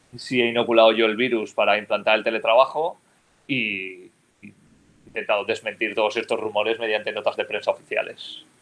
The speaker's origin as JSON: {"language": "Spanish", "town": "Almussafes", "region": "Valencian Community", "country": "Spain", "tie": "born or raised there", "said": "yo, soy de pueblo, ¿eh? o sea, yo nací en Almusafes, que es el pueblo donde está instalada la factoría Ford en España, que es un pueblo al sur de Valencia"}